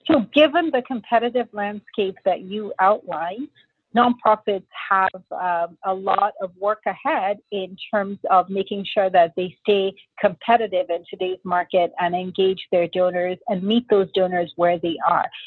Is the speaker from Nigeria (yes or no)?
yes; Nigeria; moved away; also born or lived in New York City, United States; my parents moved back to Nigeria when I was six months old so I had the opportunity to grow up in a completely different part of the world